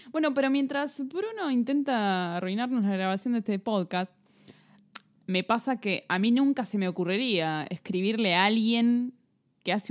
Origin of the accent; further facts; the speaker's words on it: Italy; Y yo soy …. Yo soy italiana.